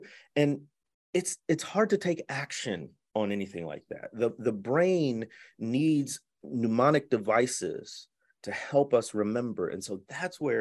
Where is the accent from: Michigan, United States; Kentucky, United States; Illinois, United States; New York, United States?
Illinois, United States; north suburbs of Chicago; moved away; also born or lived in Mississippi Delta; I grew up in the Midwest in the north suburbs of Chicago